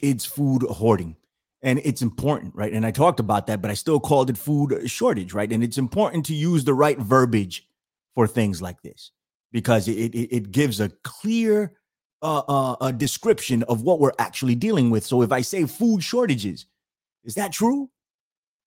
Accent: New York, United States; I'm in America. I'm in New York

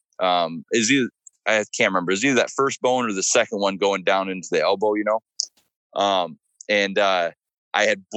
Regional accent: Michigan, United States; now in Virginia, United States; Michigan's technically my home state

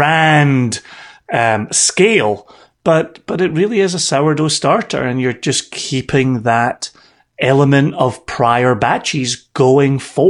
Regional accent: Scotland, United Kingdom; I will only speak for myself as a Scotsman

